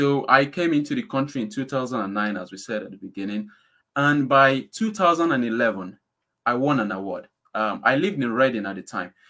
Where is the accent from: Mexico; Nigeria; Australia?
Nigeria; now in United Kingdom; I'm from Nigeria